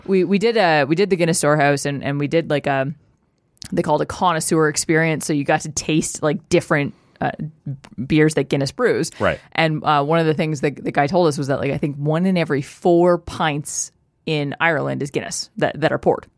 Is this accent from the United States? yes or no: no; Canada; We're from Canada.